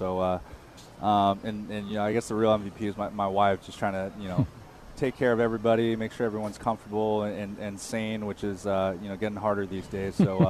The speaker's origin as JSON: {"language": "English", "region": "California", "country": "United States", "tie": "born or raised there", "said": "So I grew up in California"}